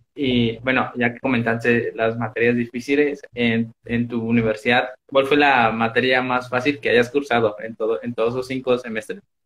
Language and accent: Spanish; Mexico; yo soy de México